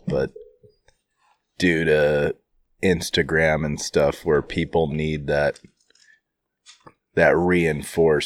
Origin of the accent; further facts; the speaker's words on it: the North, United States; I'm from the North